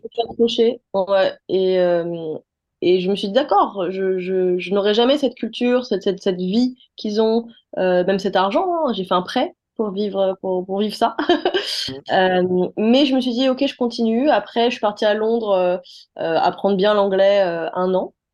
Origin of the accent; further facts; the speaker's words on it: Les Mureaux, Île-de-France, France; also born or lived in Paris; Je viens des Mureaux